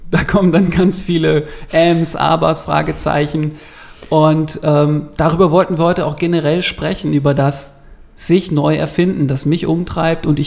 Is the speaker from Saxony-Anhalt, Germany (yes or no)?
no; Ingolstadt, Bavaria, Germany; Ich komme aus Ingolstadt, ich arbeite größtenteils als Redakteur in einer Pressestelle in München